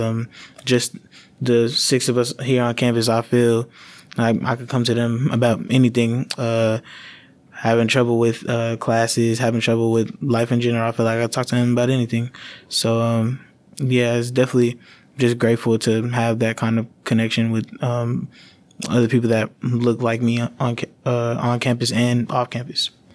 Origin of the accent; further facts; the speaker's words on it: Dallas-Fort Worth area, Texas, United States; moved away as an adult; also born or lived in New Orleans, Louisiana; now in Louisiana, United States; I was born in New Orleans, uh, but I moved to Tex, to the Dallas-Fort Worth area in Texas after Katrina.